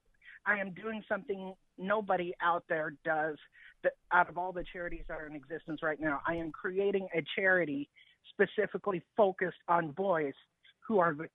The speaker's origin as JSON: {"language": "English", "town": "Kansas City", "region": "Missouri", "country": "United States", "tie": "born or raised there", "said": "Kansas City, Missouri."}